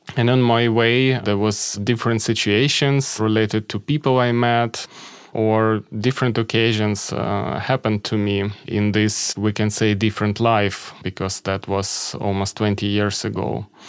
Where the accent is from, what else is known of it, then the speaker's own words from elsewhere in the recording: Kharkiv, Kharkiv Oblast, Ukraine; moved away as an adult; also born or lived in Kyiv; my hometown, Kharkiv